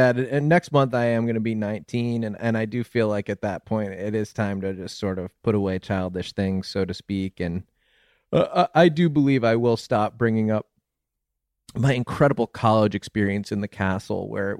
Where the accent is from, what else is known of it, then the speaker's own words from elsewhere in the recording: New Haven County, Connecticut, United States; I'm New Haven County